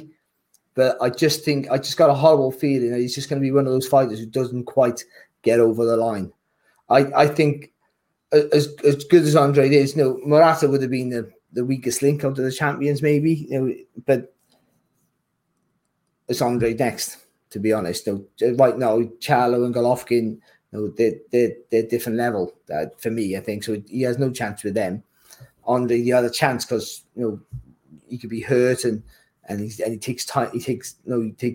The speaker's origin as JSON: {"language": "English", "region": "Wales", "country": "United Kingdom", "said": "as a Welshman"}